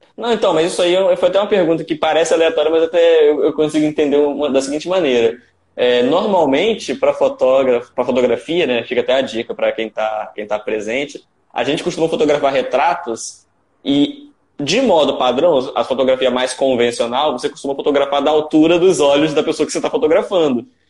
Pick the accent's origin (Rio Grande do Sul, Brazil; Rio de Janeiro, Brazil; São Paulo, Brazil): Rio de Janeiro, Brazil; Campos dos Goytacazes; eu sou de Campos dos Goitacazes, né, Rio de Janeiro